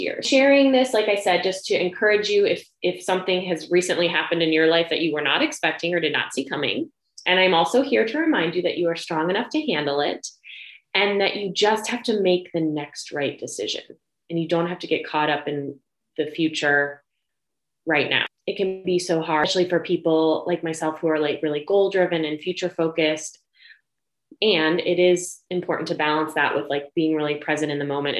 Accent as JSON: {"language": "English", "region": "Ohio", "country": "United States", "moved": "yes", "said": "I'm from Ohio"}